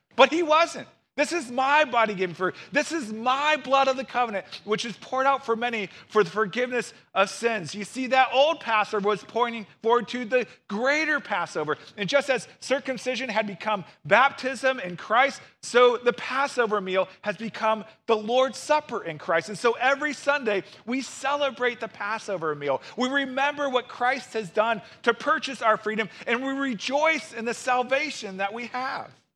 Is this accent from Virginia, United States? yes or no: no; St. Louis, Missouri, United States; I grew up in Saint Louis and went to the University of Missouri